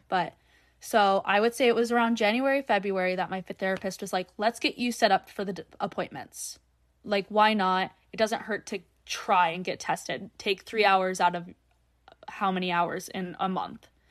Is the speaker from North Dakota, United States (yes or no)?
yes; North Dakota, United States; I'm North Dakota born and raised